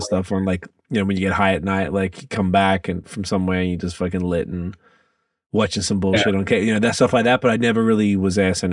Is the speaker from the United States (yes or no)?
no; Australia; moved away as an adult; now in Canada; I grew up in Australia